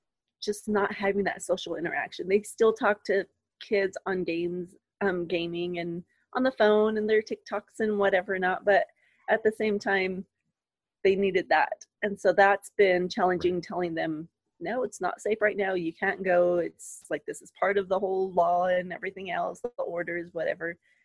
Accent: Hondo, Texas, United States; I grew up in Hondo, where it's super small.

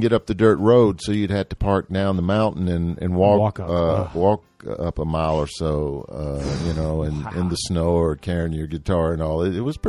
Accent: Jackson, United States; moved away as an adult; also born or lived in Salinas / Berkeley / West Virginia / New York City; a friend of mine from my hometown from Jackson

